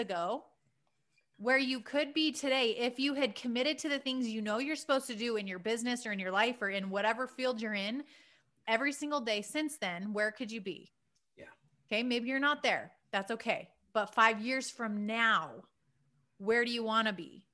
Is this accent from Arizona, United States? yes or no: yes; Prescott, Arizona, United States; growing up in Prescott, Arizona on the weekends